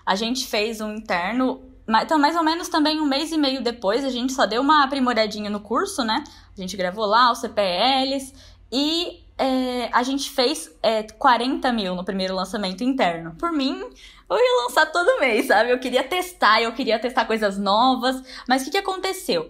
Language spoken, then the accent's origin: Portuguese; Braúna, São Paulo, Brazil; eu sou de Braúna, uma cidadezinha de 5 mil habitantes